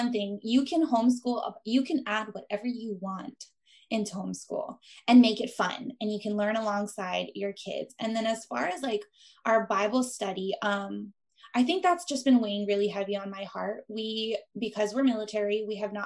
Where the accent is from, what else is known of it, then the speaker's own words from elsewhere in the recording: Big Island of Hawaii, United States; moved away as an adult; my husband and I, because we are from the Big Island of Hawaii.